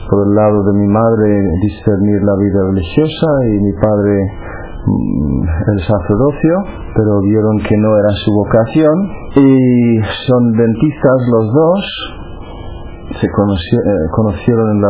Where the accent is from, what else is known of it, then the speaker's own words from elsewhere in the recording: Cork, Munster, Ireland; Spanish is a second language; moved away; soy irlandés de la ciudad de Cork, en, el sur de Irlanda. Nací en el año 65, eh, ahora tengo 47 años y nací en una familia muy religiosa.